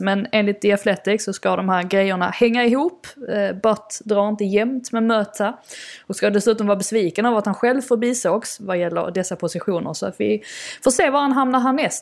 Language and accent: Swedish; Sweden; moved away as an adult; now in London, United Kingdom; min familj och mina vänner som är, är hemma i Sverige